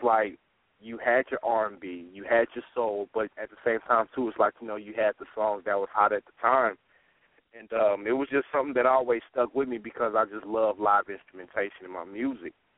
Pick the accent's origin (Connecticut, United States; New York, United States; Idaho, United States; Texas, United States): Texas, United States; Dallas; now in Sacramento, United States; I am originally from Dallas, Texas